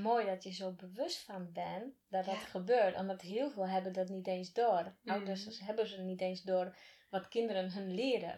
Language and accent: Dutch; Slovakia; now in Netherlands; waar ik vandaan kom. En niet, bedoel ik niet uit Slowakije, maar echt waar ik vandaan